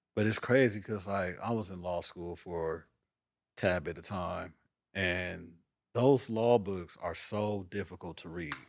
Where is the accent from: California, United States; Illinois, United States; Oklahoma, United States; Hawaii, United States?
California, United States; Los Angeles; moved away; also born or lived in Atlanta, Georgia; growing up in South Central at the time